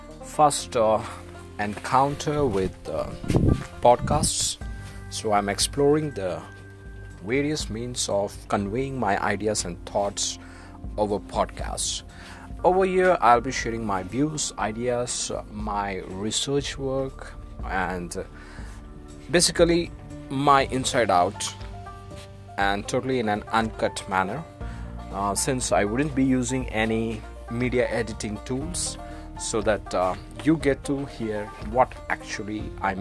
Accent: India; I'm from India

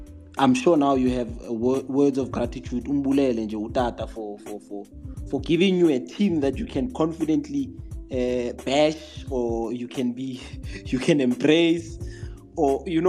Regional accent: South Africa; As a South African football follower, I would like to say thank you to him for giving us this opportunity.

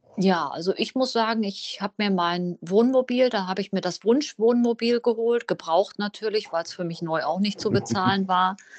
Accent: Münsterland, North Rhine-Westphalia, Germany; Ich komme aus dem Münsterland.

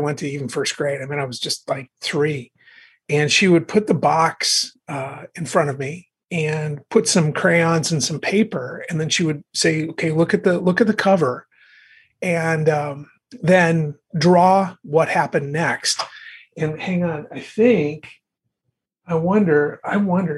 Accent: Bismarck, North Dakota, United States; my hometown of Bismarck, North Dakota

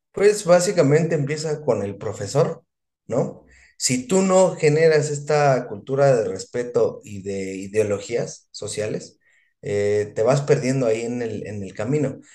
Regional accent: Mexico; como mexicano

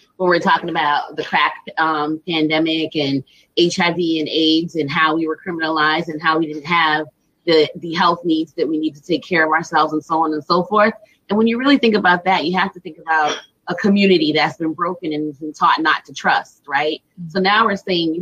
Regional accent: Boston, Massachusetts, United States; growing up in Dorchester and having a West Indian family

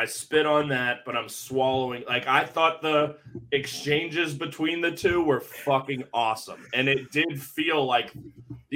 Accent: Cincinnati, Ohio, United States; I'm from Cincy

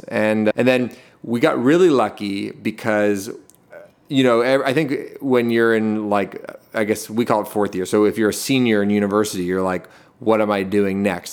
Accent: Toronto, Ontario, Canada; also born or lived in Hamilton; I, I grew up in Toronto, like, right downtown

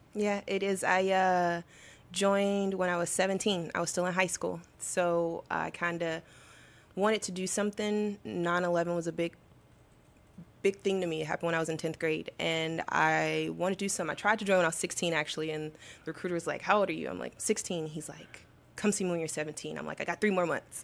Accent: Arkansas, United States; I'm from Arkansas, so I feel like being from the South, everyone goes to church

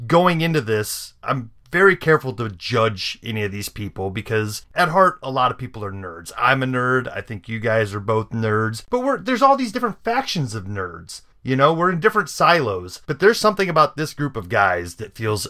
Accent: eastern Nebraska, United States; I was born and raised in Nebraska, eastern Nebraska, not too far from Ottumwa, Iowa.

